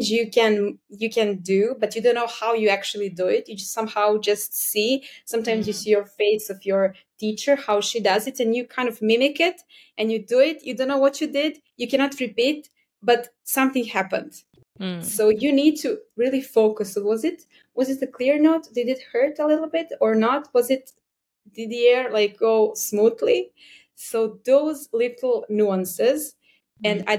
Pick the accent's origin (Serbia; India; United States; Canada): Serbia; I'm from Serbia